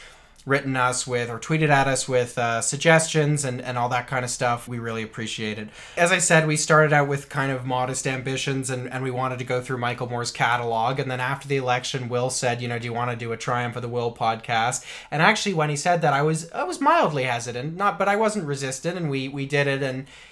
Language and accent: English; Canada; we are Canadian